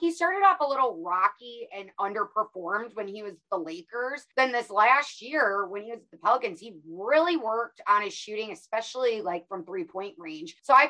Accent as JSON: {"language": "English", "region": "Illinois", "country": "United States", "also_born_or_lived": "Iowa / Nebraska / Dallas", "moved": "as an adult", "lives_now": "Phoenix, United States", "said": "So I'm from a very small town in Illinois, went to school in Iowa"}